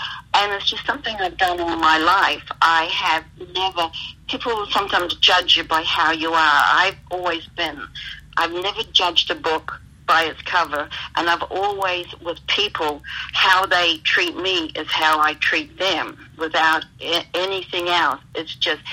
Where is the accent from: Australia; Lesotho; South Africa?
Australia; also born or lived in New Zealand; now in United States; born in New Zealand, but spent a lot of time in Australia